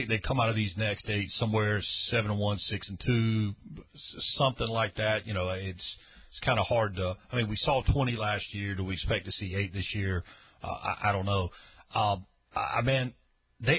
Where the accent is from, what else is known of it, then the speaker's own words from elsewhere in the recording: Charlotte, North Carolina, United States; even in Charlotte, which I love, my hometown